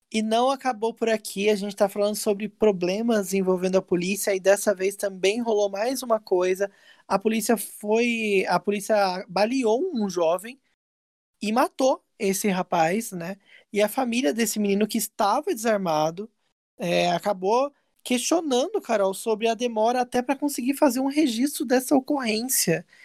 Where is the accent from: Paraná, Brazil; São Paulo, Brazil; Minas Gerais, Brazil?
São Paulo, Brazil; São José dos Campos; lá na minha cidade, onde eu nasci, São José dos Campos